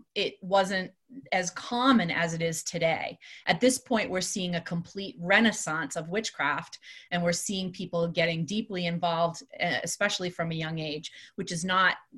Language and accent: English; Salem, Massachusetts, United States; I grew up in Salem. That's where I'm from